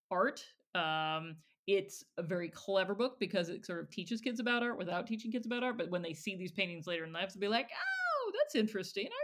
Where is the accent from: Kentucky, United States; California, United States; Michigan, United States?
Michigan, United States; Growing up, because Kate and I grew up in Michigan